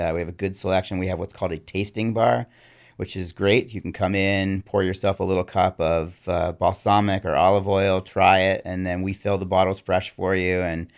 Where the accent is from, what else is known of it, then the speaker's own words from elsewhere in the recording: Ann Arbor, Michigan, United States; also born or lived in Buffalo, New York / Massachusetts; Most recently, I came from Massachusetts, but I grew up in Ann Arbor, Michigan, Buffalo, New York, and then I've lived in New England now for about 30 years.